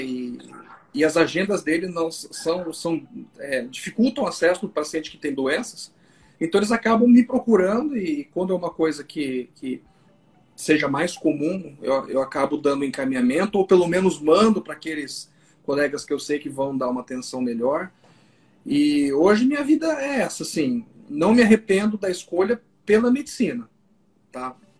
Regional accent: Londrina, Paraná, Brazil; now in Maringá, Brazil; Eu sou londrinense, sou, sou paranaense, eu sempre morei no Paraná

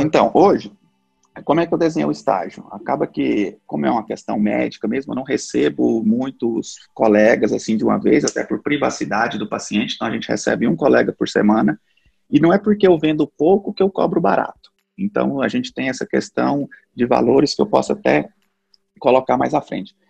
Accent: Goiânia, Goiás, Brazil; eu sou natural de Goiânia

